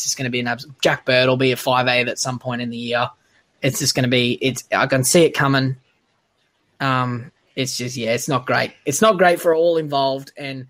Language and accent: English; Queensland, Australia; I'm a Queenslander